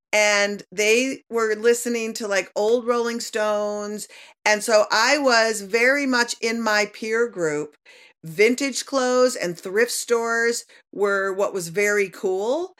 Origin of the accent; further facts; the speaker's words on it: Minnesota, United States; growing up in Minnesota